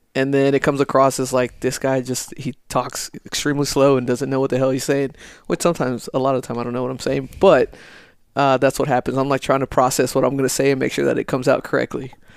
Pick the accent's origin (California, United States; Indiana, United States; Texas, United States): Texas, United States; El Paso; moved away as an adult; born and raised in El Paso, Texas, Lower Valley, Socorro